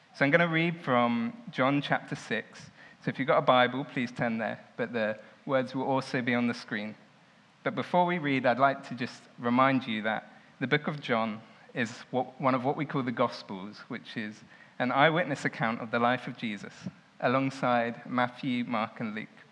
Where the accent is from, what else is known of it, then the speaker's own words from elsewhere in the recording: Southampton, South East England, United Kingdom; I grew up in Southampton